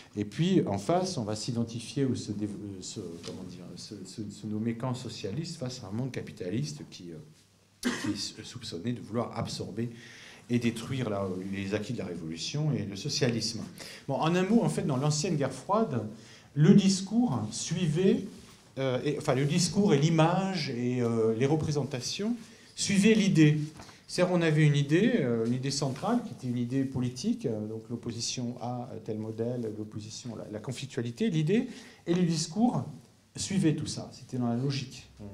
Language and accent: French; France; chez nous en France